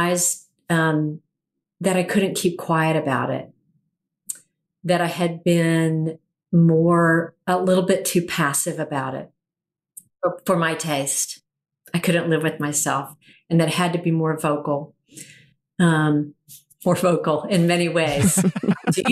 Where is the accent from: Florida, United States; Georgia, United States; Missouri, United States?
Georgia, United States; Atlanta; here in my hometown of Atlanta